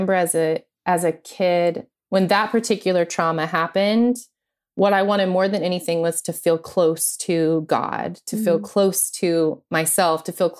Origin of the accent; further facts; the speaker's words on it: Oklahoma, United States; born there; also born or lived in New Mexico / Missouri; And so I was born in Oklahoma and we moved back and forth from Oklahoma to New Mexico multiple times. And then we ended up in Missouri, in this very small conservative town in Missouri.